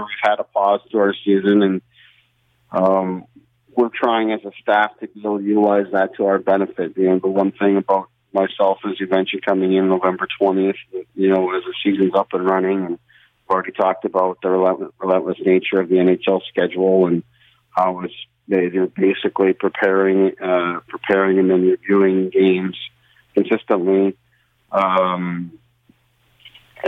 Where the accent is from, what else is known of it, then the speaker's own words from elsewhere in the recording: Brampton, Ontario, Canada; I grew up in Brampton, Ontario myself